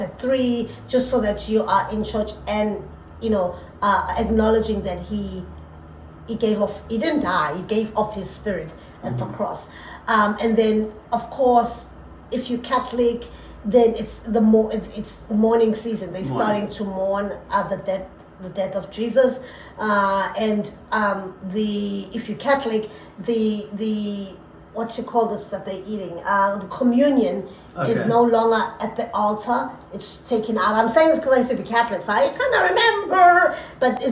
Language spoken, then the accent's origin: English; South Africa; accent: African; moved away; when I'm African, I change my accent to African